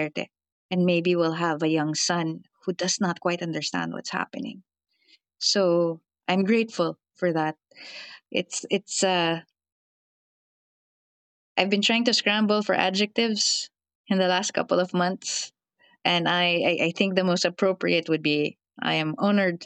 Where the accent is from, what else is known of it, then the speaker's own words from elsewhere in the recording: Philippines; I'm a Filipino field reporter